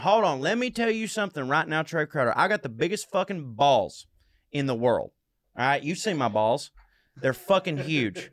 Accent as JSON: {"language": "English", "region": "the South", "country": "United States", "said": "I'm from the South, but I come from the South"}